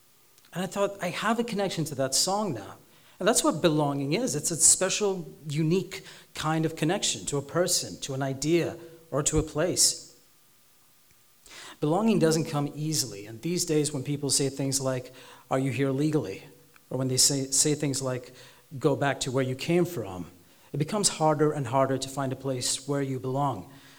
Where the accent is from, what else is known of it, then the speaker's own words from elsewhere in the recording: Sri Lanka; accent: vaguely American, slightly British; also born or lived in Dubai; I am Sri Lankan, but I was born in Dubai. I have a vaguely American accent, but it sounds slightly British